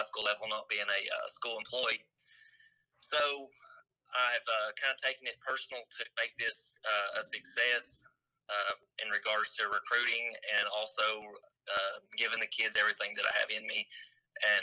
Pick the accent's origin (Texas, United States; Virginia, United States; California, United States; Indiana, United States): Virginia, United States; Big Stone Gap; I grew up in Big Stone Gap, which was Pat Valley High School